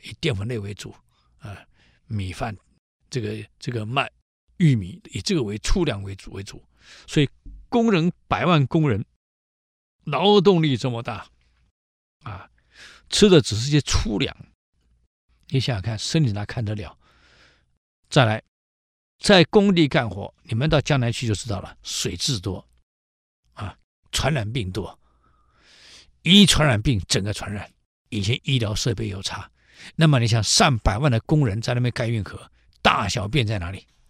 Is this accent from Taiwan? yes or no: yes; Taiwan; 我们淡水河